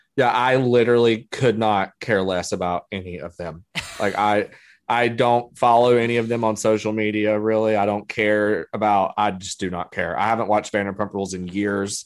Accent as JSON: {"language": "English", "area": "Surry County", "region": "North Carolina", "country": "United States", "tie": "born or raised there", "said": "I grew up in Surrey County, North Carolina."}